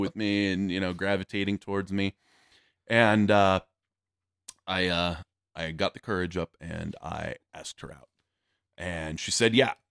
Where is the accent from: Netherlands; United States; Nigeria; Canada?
United States; Yuma, Arizona; moved away; also born or lived in Fort Bliss, Texas / El Paso, Texas; I was originally, uh, born and raised in Yuma, Arizona